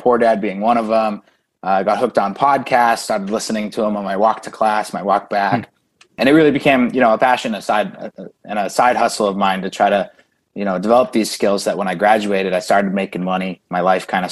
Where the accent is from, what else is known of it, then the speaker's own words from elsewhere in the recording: Westford, Massachusetts, United States; also born or lived in Indiana; I grew up in Massachusetts